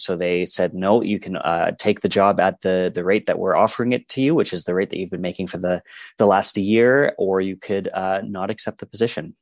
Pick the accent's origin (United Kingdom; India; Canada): Canada; Edmonton, Alberta; I am from Edmonton, Alberta.